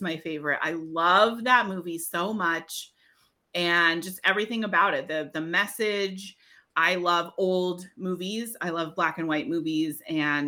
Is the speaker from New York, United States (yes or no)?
no; New Hampshire, United States; I grew up in New Hampshire.